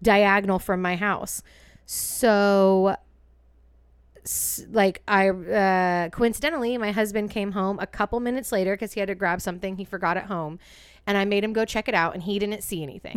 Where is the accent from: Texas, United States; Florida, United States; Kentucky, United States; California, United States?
California, United States; East Bay; We're from the East Bay, home of the original Martini